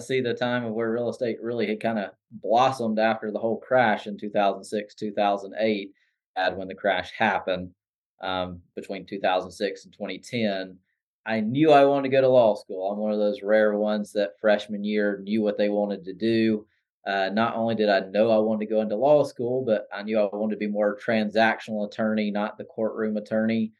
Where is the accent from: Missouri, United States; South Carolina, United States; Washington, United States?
South Carolina, United States; Anderson; I grew up just outside of Anderson in the Williamson-Pelzer area